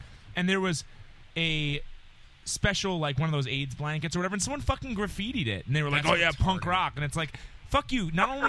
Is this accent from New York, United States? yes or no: yes; New York and Long Island, United States; growing up in New York and Long Island